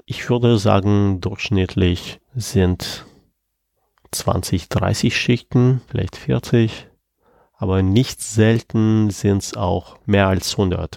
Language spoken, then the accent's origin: German; Penza, Penza Oblast, Russia; moved away as an adult; now in Germany; Und Piense ist die Stadt, wo ich geboren bin und wo ich zu der Zeit gelebt habe